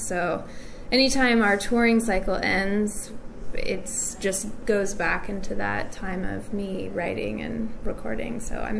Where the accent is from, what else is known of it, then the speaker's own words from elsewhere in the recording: United States; I grew up on American and British 60s music because of my parents. And then, you know, as a preteen, American preteen, I was into like the major hits